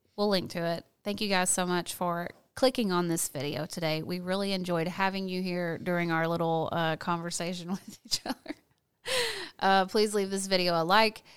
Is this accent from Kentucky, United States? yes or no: no; Fort Smith, Arkansas, United States; also born or lived in California; I was born in Fort Smith, Arkansas